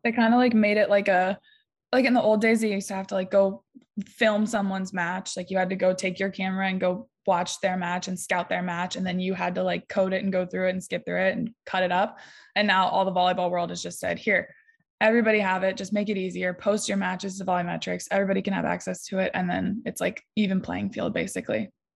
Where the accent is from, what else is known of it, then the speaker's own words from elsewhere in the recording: Ohio, United States; I'm from Ohio, so being from Ohio and playing for Ohio State